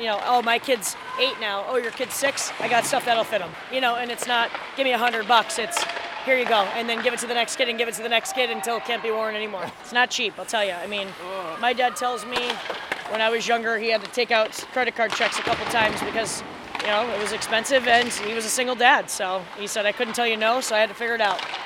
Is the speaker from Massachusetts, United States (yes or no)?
yes; Longmeadow, Massachusetts, United States